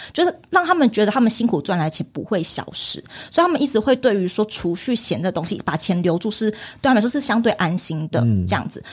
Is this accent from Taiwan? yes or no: yes; Taiwan; 我们是台湾人身份